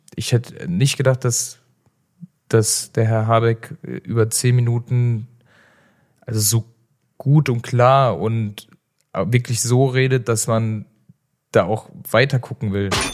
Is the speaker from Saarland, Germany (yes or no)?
yes; Saarland, Germany; now in Cologne, Germany; bei uns im Saarland